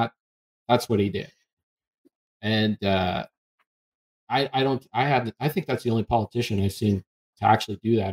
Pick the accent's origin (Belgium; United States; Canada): Canada; I'm Canadian